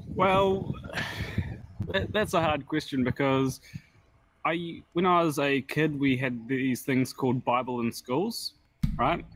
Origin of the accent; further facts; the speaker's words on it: New Zealand; I'm actually in Australia right now, but I'm from New Zealand.